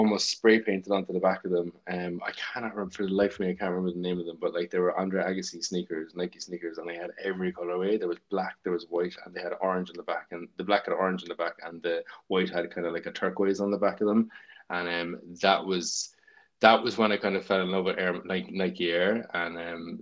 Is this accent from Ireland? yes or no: yes; Cork, Munster, Ireland; I'm from Ballyvlan in Cork, and there was a stream near our school